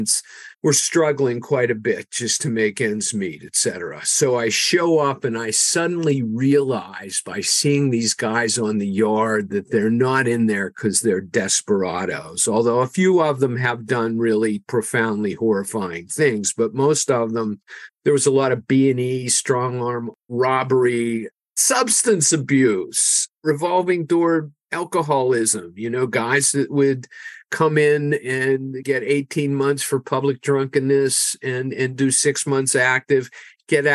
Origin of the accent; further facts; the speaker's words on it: Pittsburgh, Pennsylvania, United States; moved away as an adult; also born or lived in North Carolina; my hometown of Pittsburgh